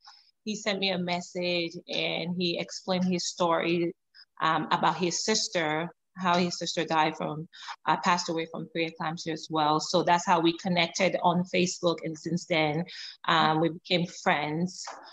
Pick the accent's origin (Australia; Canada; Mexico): Canada; also born or lived in Sierra Leone; now in United States; I was born in Sierra Leone, grew up in Canada, moved to US about 9 years ago.